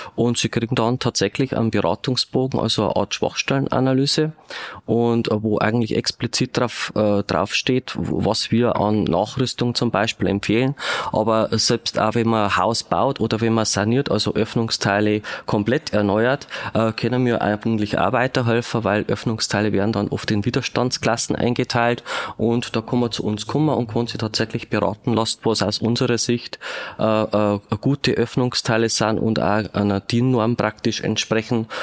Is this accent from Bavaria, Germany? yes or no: yes; Regensburg, Bavaria, Germany; moved away; ich bin in Ringsburg geboren, habe zwar dann eine Zeit lang nicht mehr in Regensburg gewohnt